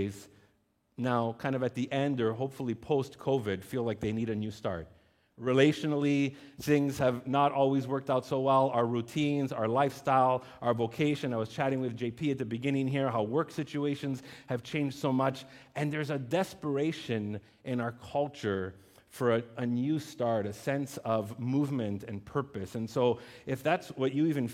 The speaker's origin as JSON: {"language": "English", "town": "Laval", "region": "Quebec", "country": "Canada", "tie": "born or raised there", "also_born_or_lived": "West Island, Montreal", "lives_now": "Montreal, Canada", "said": "I grew up as a teenager in Laval, and not one of these new neighborhoods, like legitimately in Duvernay"}